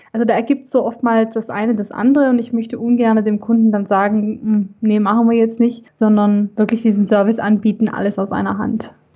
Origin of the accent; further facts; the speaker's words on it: Swabia, Germany; accent: Swabian; also born or lived in Gummersbach area; now in Gummersbach, Germany; ich bin gebürtige Schwäbin, wie man vielleicht äh, auch heraushören kann